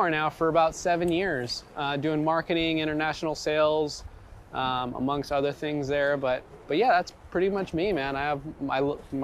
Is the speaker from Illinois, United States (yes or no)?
no; Gardena, California, United States; I grew up in Gardena, Torrance area, so fishing the ocean was like 10-15 minutes for me